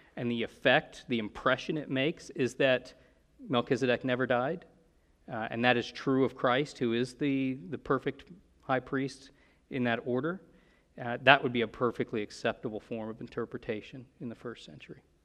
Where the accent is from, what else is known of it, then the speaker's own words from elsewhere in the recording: United States; we're Americans